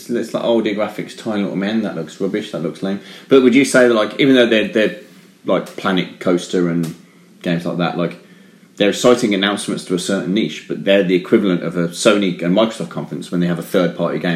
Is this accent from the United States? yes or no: no; England, United Kingdom; we're English and we sound very charming